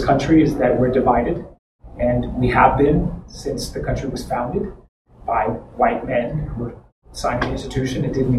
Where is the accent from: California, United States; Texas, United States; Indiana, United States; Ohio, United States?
Texas, United States; We joke about being Southerners because she went to school in Georgia, I'm from Texas.